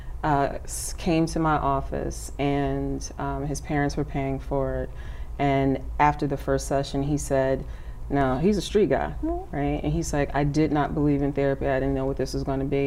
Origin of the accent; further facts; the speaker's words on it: Chicago, Illinois, United States; I'm from Chicago, and I went to DePaul University.